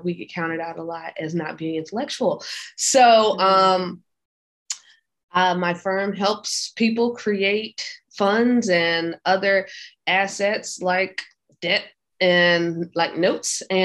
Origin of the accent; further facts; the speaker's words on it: Hampton, Virginia, United States; moved away as an adult; also born or lived in Miami, Florida; I'm from Hampton, Virginia. I went to college in Hampton, Virginia